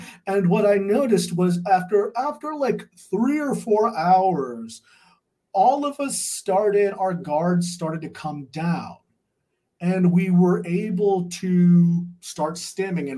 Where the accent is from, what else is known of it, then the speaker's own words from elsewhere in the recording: California, United States; moved away as an adult; also born or lived in North Carolina; I grew up in California